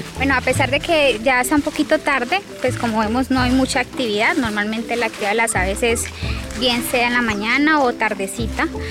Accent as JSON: {"language": "Spanish", "town": "Belén de los Andaquíes", "region": "Caquetá", "country": "Colombia", "said": "yo soy de acá del Caquetá, del municipio de Belén de los Andaquíes"}